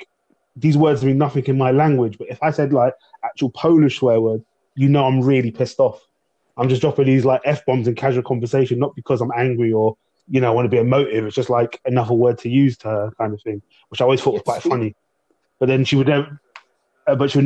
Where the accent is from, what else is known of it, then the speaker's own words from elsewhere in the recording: London, United Kingdom; I grew up in Southeast London, predominantly Afro-Caribbean, African, and a bit of white area kind of thing.